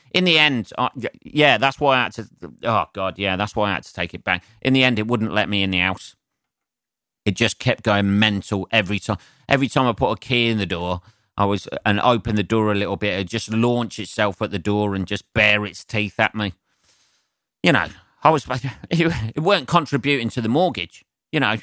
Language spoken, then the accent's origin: English; England, United Kingdom; as an Englishman